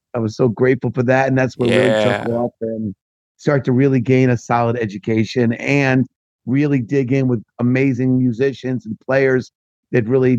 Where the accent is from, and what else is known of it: New York area, United States; accent: East Coast